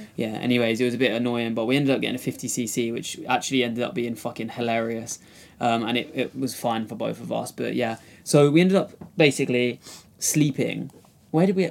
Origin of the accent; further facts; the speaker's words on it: Kent, South East England, United Kingdom; I'm from Kent